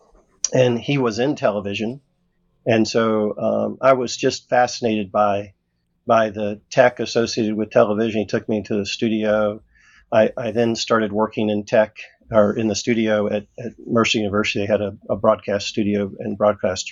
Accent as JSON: {"language": "English", "town": "Jacksonville", "region": "Florida", "country": "United States", "tie": "born or raised there", "said": "I grew up in a rural area in Florida, Jacksonville, Florida."}